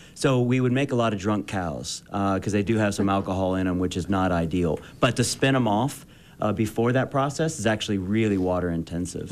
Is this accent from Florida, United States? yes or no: no; Eastern Kentucky, United States; also born or lived in Boston; now in Utah, United States; I'm from Eastern Kentucky